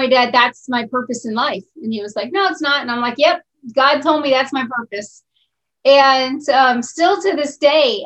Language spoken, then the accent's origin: English; Bangkok, Thailand; now in Arizona, United States; I'm living in Arizona. I'm from Bangkok, Thailand.